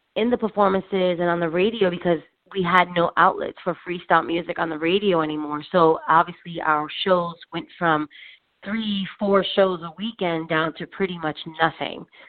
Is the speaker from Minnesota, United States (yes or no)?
no; New York City, New York, United States; now in New Jersey, United States; I was born and raised in Spanish Harlem, um, but then I moved out to New Jersey.